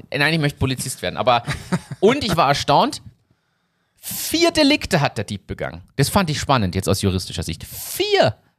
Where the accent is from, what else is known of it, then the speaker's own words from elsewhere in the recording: Germany; now in Austria; ich bin ja Deutscher